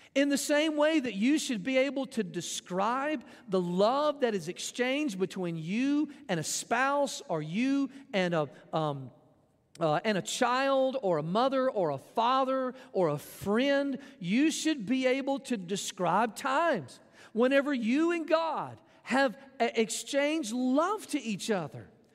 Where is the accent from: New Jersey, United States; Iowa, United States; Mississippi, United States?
Mississippi, United States; Jackson; also born or lived in Florence, Mississippi; I was, uh, born in Mississippi. I was adopted by my parents. I grew up around Jackson